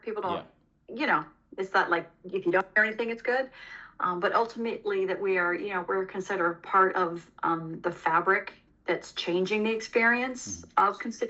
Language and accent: English; Los Angeles, California, United States; I came from Los Angeles and, you know, similar situation there.